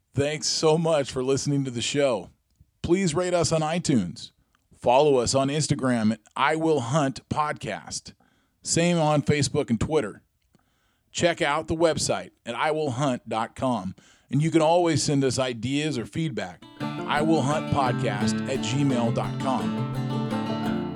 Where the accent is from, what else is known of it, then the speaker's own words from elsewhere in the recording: Granite Falls, Washington, United States; I grew up in Granite Falls